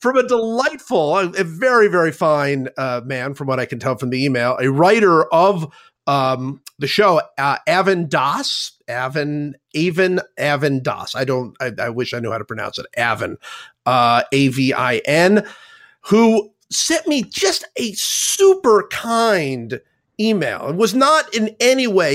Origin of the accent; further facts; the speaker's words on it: Cleveland, Ohio, United States; moved away; I grew up in Cleveland